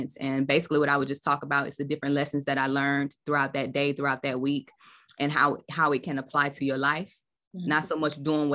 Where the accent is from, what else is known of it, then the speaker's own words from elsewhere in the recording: South Georgia, United States; I am from South Georgia. So, you know, we in the Bible Belt, I grew up in the church